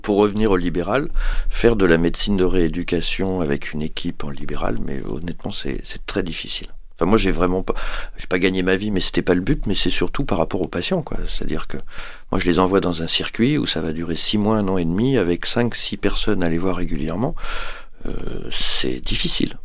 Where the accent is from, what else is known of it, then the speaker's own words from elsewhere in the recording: Paris, Île-de-France, France; moved away as an adult; now in Montpellier, France; moi je suis parisien au départ